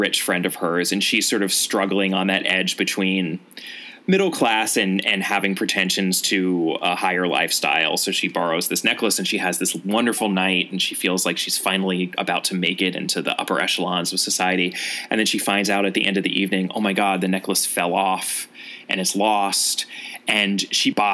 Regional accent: United States; as an American Anglophile

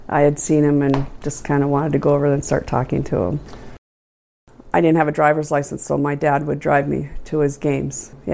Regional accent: Williston, North Dakota, United States; I was born in Williston, North Dakota in 1962. Graduated from Williston High in 1980.

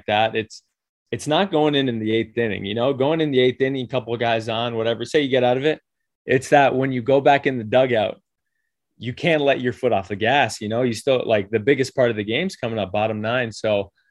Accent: Toronto, Ontario, Canada; I'm from Toronto

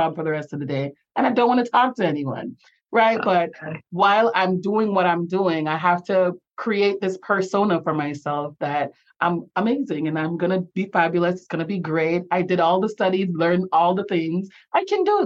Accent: Jamaica; accent: Jamaican; now in Florida, United States; I have the blessing of being from one of the most beautiful places on earth. And I love being Jamaican

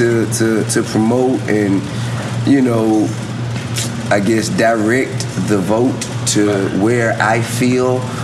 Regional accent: Georgia, United States; I'm from Georgia.

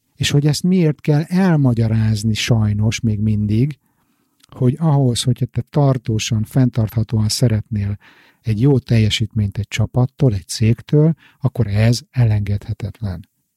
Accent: Hungary; Magyarországon én biztos, hogy nem úgy nőttem föl

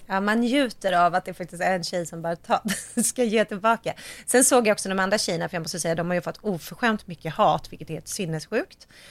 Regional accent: Sweden; jag är svensk

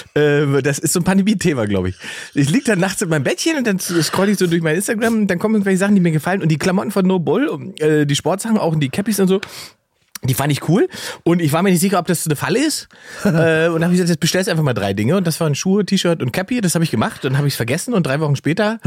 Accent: East Germany, Germany; Ich bin ja Ossi.

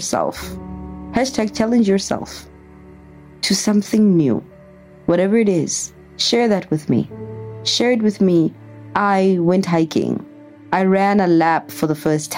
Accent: Pretoria, Gauteng, South Africa; moved away; I'm a girl from Pretoria

